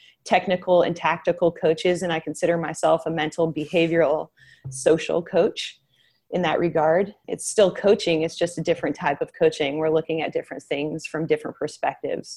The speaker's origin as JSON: {"language": "English", "region": "Northern California", "country": "United States", "also_born_or_lived": "Tennessee", "lives_now": "Sacramento, United States", "said": "I'm originally from Northern California and my biological family is up north"}